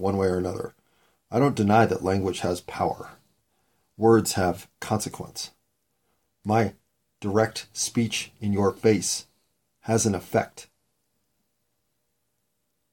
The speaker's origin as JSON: {"language": "English", "town": "Denver", "region": "Colorado", "country": "United States", "tie": "born or raised there", "said": "I was born in Denver"}